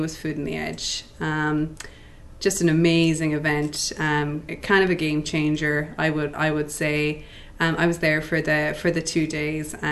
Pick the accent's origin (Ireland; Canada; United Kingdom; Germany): Ireland; West Cork, Munster; moved away; I'm from West Cork originally